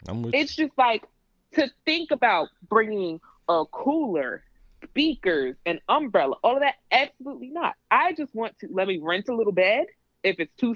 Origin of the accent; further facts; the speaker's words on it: New York City, New York, United States; I'm from the Bronx